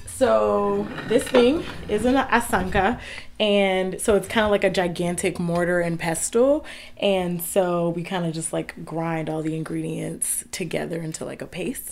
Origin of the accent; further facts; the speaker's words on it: Houston, Texas, United States; moved away as an adult; also born or lived in Washington, District of Columbia, United States; now in Durham, United States; growing up in Houston